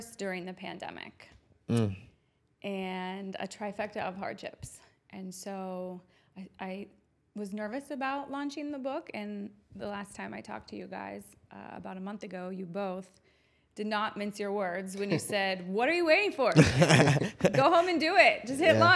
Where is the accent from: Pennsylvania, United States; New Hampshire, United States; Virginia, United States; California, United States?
Pennsylvania, United States; Turtle Creek; also born or lived in Florida; now in Pittsburgh, United States; I grew up in Turtle Creek. I loved my time at Woody High.